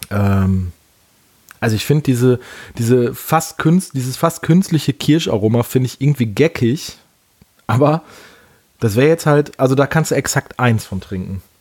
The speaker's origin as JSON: {"language": "German", "region": "Rhineland", "country": "Germany", "said": "Und für mich als Rheinländer ist so ein frisch gezapftes Alt durchaus mal lecker."}